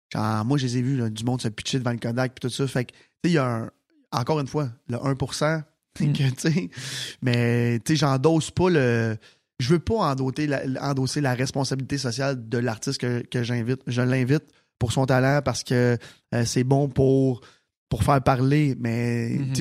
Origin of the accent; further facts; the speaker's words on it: Sainte-Martine, Quebec, Canada; je viens de Sainte-Martine